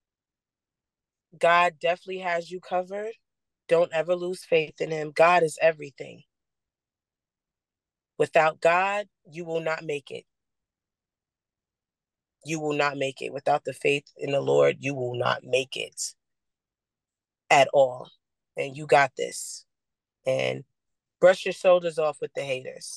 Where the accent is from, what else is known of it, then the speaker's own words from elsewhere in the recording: Long Island, New York, United States; I'm from Long Island, New York, born and raised.